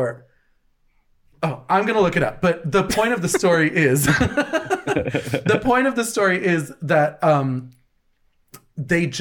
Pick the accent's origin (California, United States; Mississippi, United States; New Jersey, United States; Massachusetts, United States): New Jersey, United States; We're from New Jersey